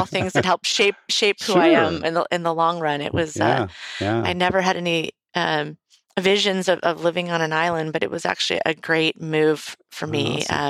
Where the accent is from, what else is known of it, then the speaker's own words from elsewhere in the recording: Tarzana, California, United States; born there; Well, I was born in Tarzana, California.